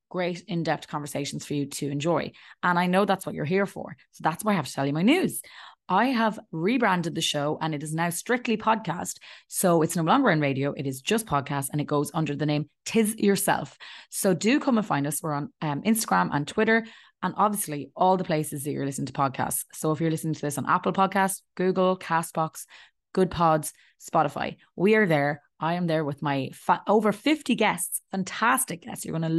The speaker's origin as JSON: {"language": "English", "country": "Ireland", "said": "especially as an Irish person, we've been through so much prejudice ourselves."}